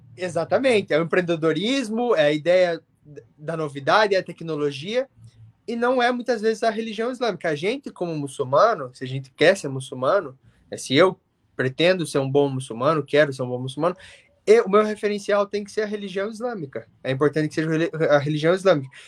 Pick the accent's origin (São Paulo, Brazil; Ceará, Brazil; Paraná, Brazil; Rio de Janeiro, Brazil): Paraná, Brazil; Curitiba; also born or lived in England; now in United Kingdom; como um bom curitibano